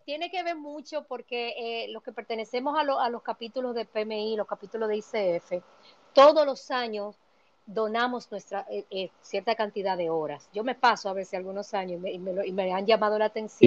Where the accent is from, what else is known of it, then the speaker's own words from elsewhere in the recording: Dominican Republic; moved away as an adult; now in New York, United States; yo vine exiliada económicamente de República Dominicana